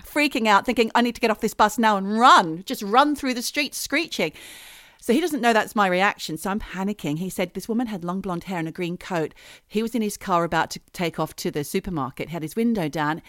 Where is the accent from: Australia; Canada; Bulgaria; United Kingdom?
Australia; we so unpopular with New Zealanders as Australians